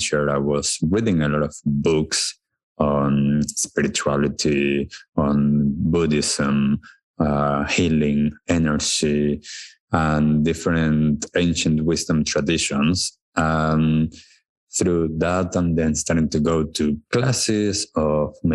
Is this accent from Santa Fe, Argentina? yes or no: no; Buenos Aires, Argentina; I was born in Buenos Aires in Argentina. I was born to a wonderful family, wonderful parents, siblings, grandparents. It was a really nice childhood.